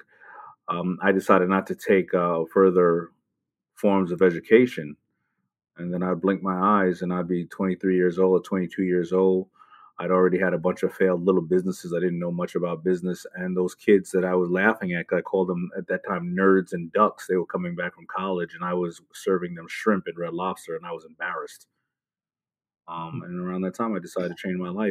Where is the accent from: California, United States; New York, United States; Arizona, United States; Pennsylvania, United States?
New York, United States; New York City; also born or lived in Brooklyn, New York; I was born in Brooklyn and moved to Queens.